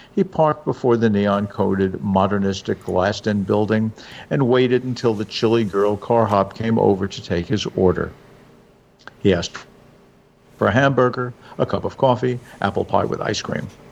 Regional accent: New York, United States; now in New Jersey, United States; I'm a New Jersey guy now, but I grew up in New York

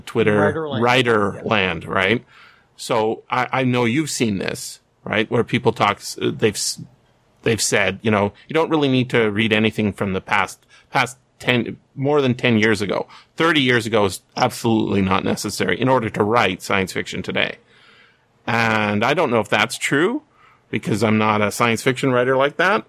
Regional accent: British Columbia, Canada; I'm a British Columbian.

